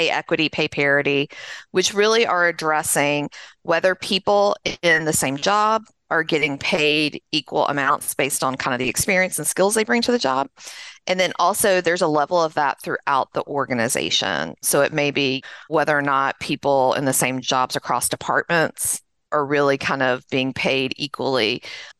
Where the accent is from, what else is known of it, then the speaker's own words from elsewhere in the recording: just south of Nashville, Middle Tennessee, United States; I grew up in Middle Tennessee, just south of Nashville, as you can probably tell from my accent